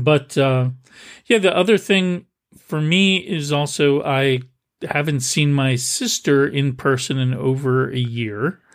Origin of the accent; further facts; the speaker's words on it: Milltown, New Jersey, United States; moved away; my hometown, I grew up in Milltown, New Jersey